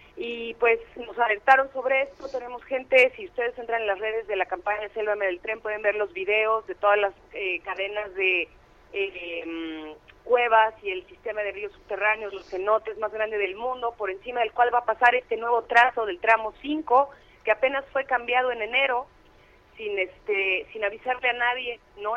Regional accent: Mexico; somos mexicanos

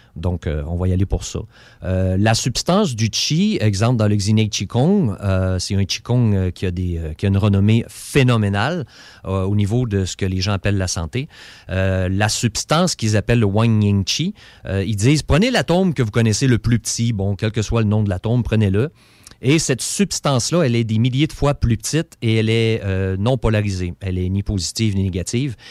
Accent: Beauce, Quebec, Canada; je suis un Beauceron

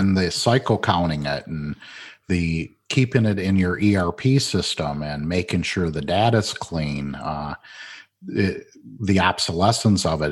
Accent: Flint, Michigan, United States; I grew up in Flint, Michigan, watched the demise of the automotive industry

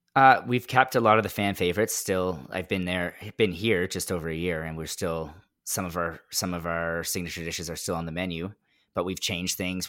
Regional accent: Mississauga, Ontario, Canada; also born or lived in Orangeville; I'm from Mississauga

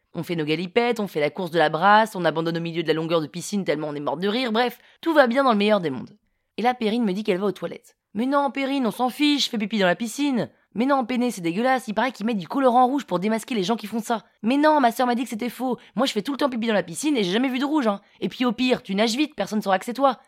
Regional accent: Paris, Île-de-France, France; also born or lived in London, United Kingdom; Parisienne, 35 ans

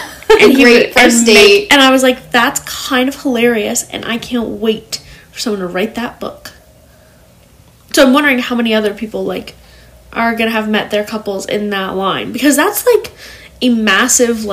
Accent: United States; being an American

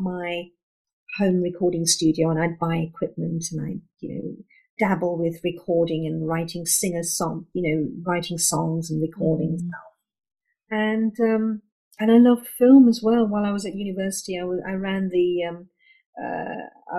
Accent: London, United Kingdom; So I was born and brought up in London, and I'm second generation British Indian

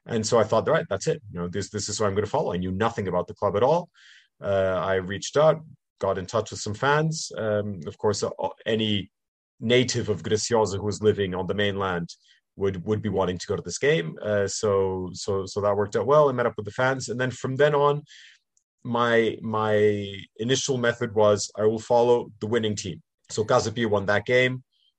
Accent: Canada; born there; accent: slight North American; I am bilingual. My mother's family is English, and I was born in Canada and went to international schools. So that explains my English and also my slight North American accent.

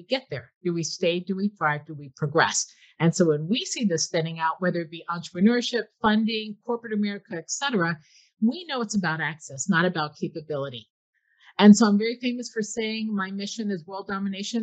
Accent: Newark, New Jersey, United States; I'm from Newark, New Jersey

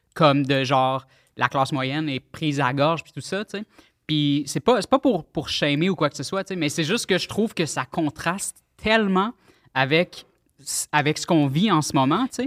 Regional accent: Pointe-Calumet, Quebec, Canada; j'étais euh, à l'école primaire à Pointe-Calumet

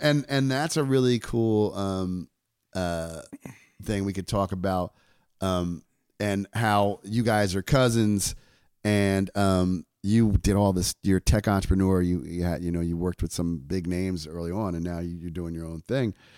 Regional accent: New York, United States; I'm from New York

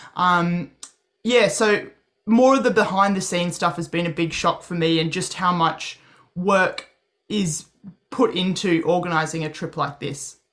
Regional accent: Australia; I'm an Aussie

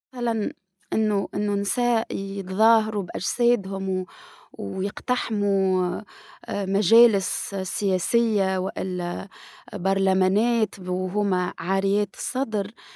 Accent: Tunisia; نسوية وصحفية محرق وباحثة في العلوم السياسية من تونس

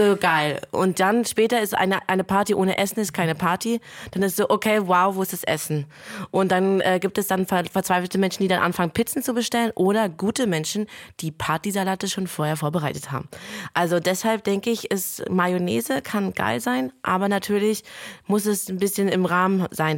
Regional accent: Lithuania; moved away; bei uns in Litauen

